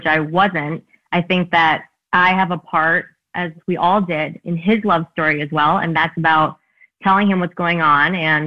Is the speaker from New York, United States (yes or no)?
yes; New York, United States; I'm a New Yorker